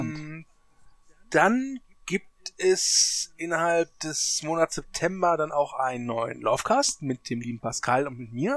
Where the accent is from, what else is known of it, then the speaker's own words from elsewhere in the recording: Germany; als Deutscher